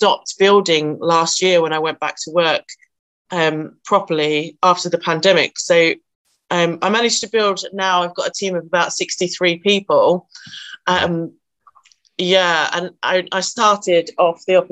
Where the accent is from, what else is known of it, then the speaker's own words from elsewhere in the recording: Nottinghamshire, East Midlands, United Kingdom; I am from Nottinghamshire